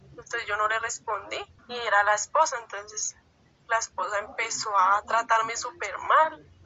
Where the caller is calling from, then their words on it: Chía, Cundinamarca, Colombia; Nosotros somos de Chía